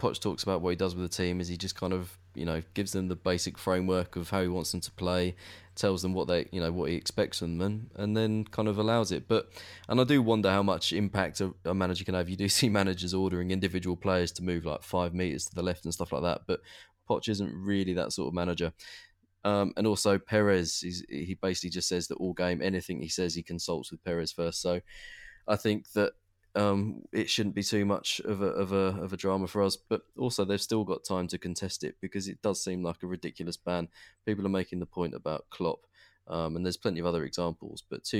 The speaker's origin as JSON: {"language": "English", "region": "England", "country": "United Kingdom", "said": "No, we're English."}